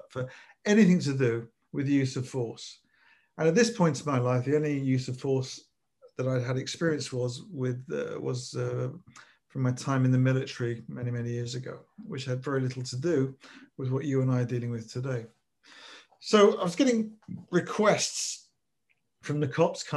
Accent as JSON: {"language": "English", "region": "London", "country": "United Kingdom", "tie": "born or raised there", "said": "I was brought up in North London"}